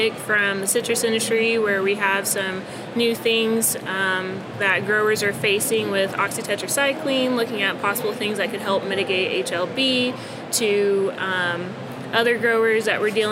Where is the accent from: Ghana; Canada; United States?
United States; Florida; I am, born and raised